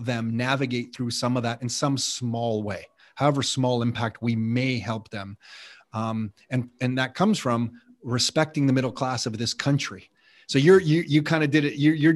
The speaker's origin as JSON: {"language": "English", "country": "Canada", "tie": "born or raised there", "said": "Nick and I are the products of Canada because our parents met here"}